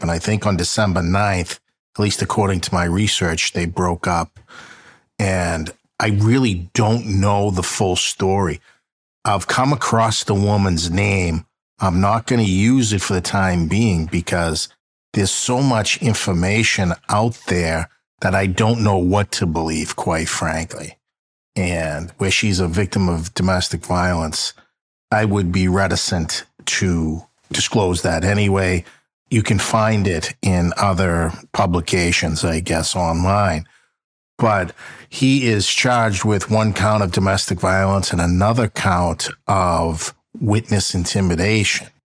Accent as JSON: {"language": "English", "town": "Boston", "region": "Massachusetts", "country": "United States", "said": "I'm from Boston"}